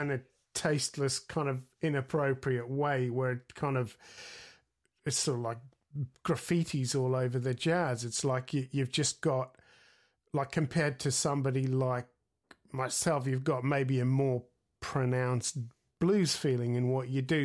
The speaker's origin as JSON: {"language": "English", "country": "Australia", "tie": "born or raised there", "also_born_or_lived": "Sydney, Australia", "said": "I grew up in Australia in, in the, you know, in the seventies"}